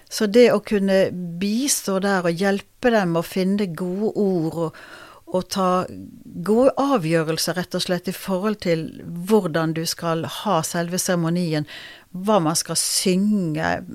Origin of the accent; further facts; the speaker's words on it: Bergen, Vestland, Norway; also born or lived in Oslo / Røyken; er født i Oslo, men kom til Bergen da jeg var to og et halvt. Ja. Så det er der jeg vokste opp.